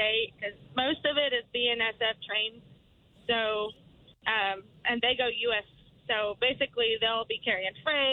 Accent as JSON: {"language": "English", "town": "Muskogee", "region": "Oklahoma", "country": "United States", "said": "I'm from Muskogee"}